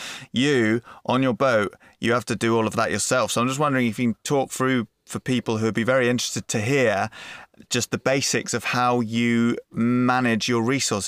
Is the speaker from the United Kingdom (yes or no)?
yes; England, United Kingdom; As an Englishman